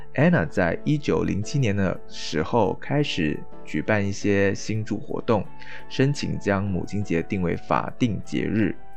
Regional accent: Malaysia; 跟我一样是在马来西亚长大

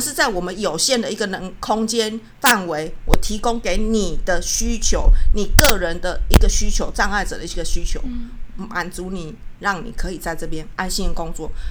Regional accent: Taiwan; 我来自台湾

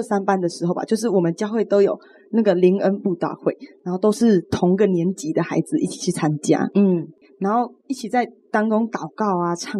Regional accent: Chiayi, Taiwan; moved away as an adult; now in Tainan, Taiwan; 我是嘉义人，然后我是因为来台南念书，所以才住在这边，租房子在外面。

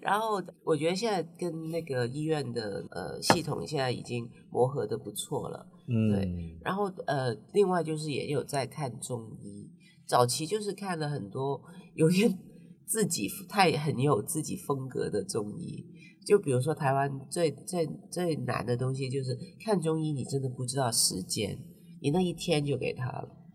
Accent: Hong Kong; moved away as an adult; now in Taiwan; 对我们香港人来说

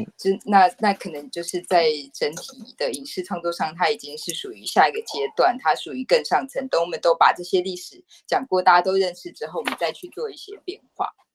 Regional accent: Taipei, Taiwan; 我其实是一个土生土长的台北人

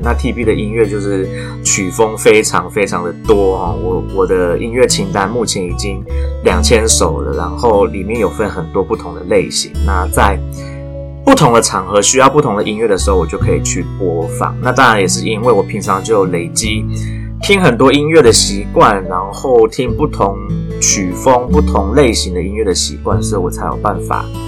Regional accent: Taiwan; 在台湾土生土长的

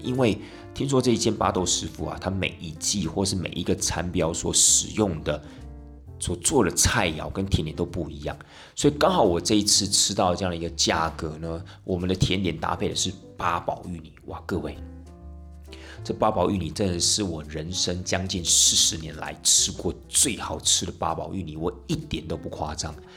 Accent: Tainan, Taiwan; 因为领队我台南人嘛

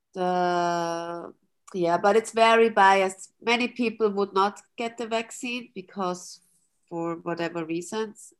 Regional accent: Austria; moved away as an adult; also born or lived in Vienna, Austria / Taiwan; now in Zurich, Switzerland; I grew up in Austria in a small country, a uh, village

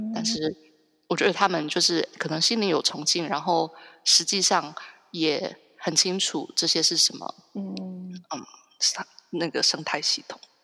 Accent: Hsinchu, Taiwan; now in San Francisco, United States; 讲到台湾的话，我是新竹人

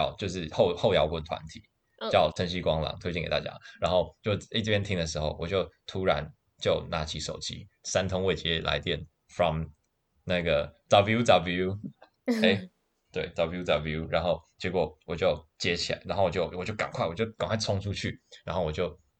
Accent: China; 然后，但我也没办法，就是我让那个朋友在那边，我也我也我也怪尴尬的，然后怪尴尬，我是中国人嘛

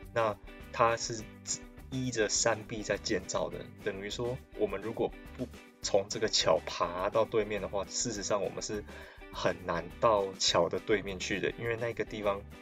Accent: Taiwan; 我可以对我家乡过去发展的历史更了解一点，以及等于就是对我的家乡这一块土地更亲近的那种感觉

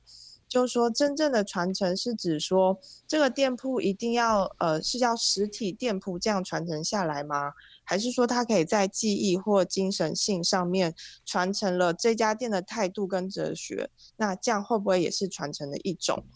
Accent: Taichung, Taiwan; 我是百分之百，就是一百 percent 的台中人，因为我从出生到现在，然后不管是求学或是工作阶段，我其实都没有离开过台中，就是有点 有点久了啦，就是一直都在台中

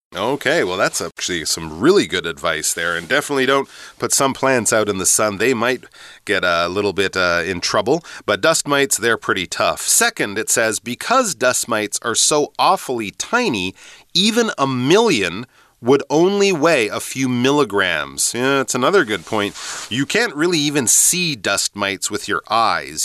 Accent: Canada; moved away; also born or lived in England; growing up in Canada, and actually when I lived in England too

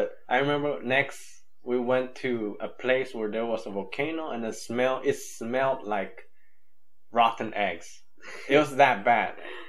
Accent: Nicaragua; also born or lived in Honduras / Guatemala; I grew up in Nicaragua, but I wouldn't say, if they want to know the specifics, I'll say, "Yeah, I grew up 3 years in Honduras, 3 years in Guatemala, and 11 years."

